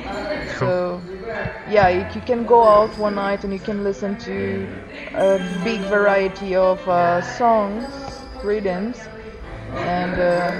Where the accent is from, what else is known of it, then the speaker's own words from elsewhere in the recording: São Tomé & Príncipe; English is a second language; moved away as an adult; now in Portugal; So I'm from a former Portuguese colony. Portuguese former colony. São Tomé and Príncipe in Africa, two beautiful islands close to... Ghana, the equator. And yeah, so I'm living here now for 10 years.